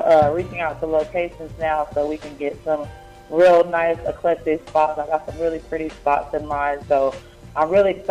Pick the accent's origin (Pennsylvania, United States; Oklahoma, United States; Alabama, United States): Oklahoma, United States; moved away as an adult; now in Atlanta, United States; I'm originally from Oklahoma